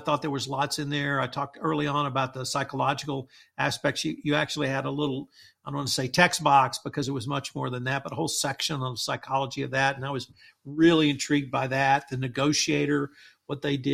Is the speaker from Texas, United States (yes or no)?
yes; Texas Gulf Coast, United States; me growing up on the Texas Gulf Coast